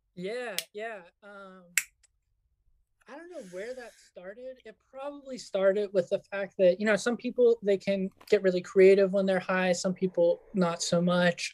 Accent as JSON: {"language": "English", "region": "Yucatán", "country": "Mexico", "tie": "born or raised there", "also_born_or_lived": "California, United States", "moved": "yes", "said": "I was born in California. I grew up in Mexico"}